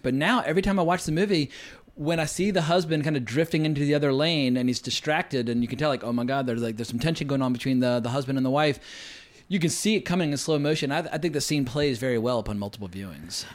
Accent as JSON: {"language": "English", "region": "near the Appalachian Mountains", "country": "United States", "tie": "born or raised there", "said": "I grew up near the Appalachian Mountains"}